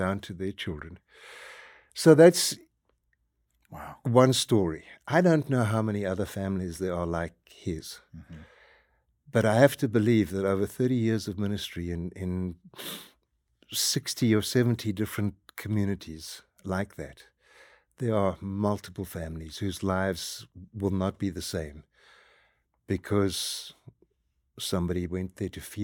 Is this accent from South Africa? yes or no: yes; South Africa; moved away as an adult; we are South African, my wife and I, born and raised and spent most of our life there